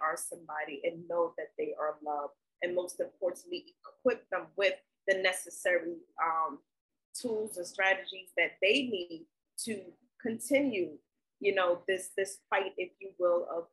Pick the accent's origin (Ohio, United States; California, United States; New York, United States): New York, United States; New York City; also born or lived in South Carolina; I was born in South Carolina. My family is from the South. But I was raised in New York City. So I am a Brooklyn girl